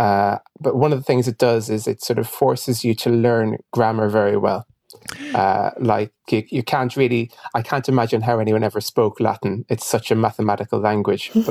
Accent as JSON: {"language": "English", "country": "Ireland", "said": "my background is I'm half Irish and half Ghanaian"}